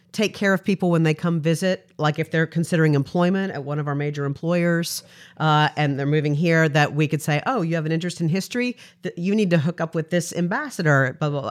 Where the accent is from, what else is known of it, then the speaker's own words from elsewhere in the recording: Frankfort, Kentucky, United States; I'm from Frankfort, Kentucky